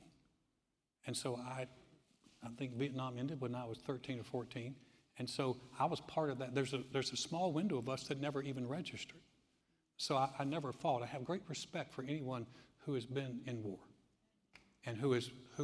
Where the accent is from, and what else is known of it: United States